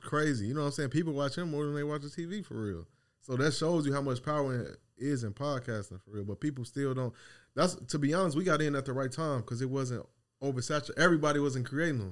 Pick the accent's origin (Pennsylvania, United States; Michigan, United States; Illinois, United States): Illinois, United States; Chicago; now in Dallas, United States; I'm from Chicago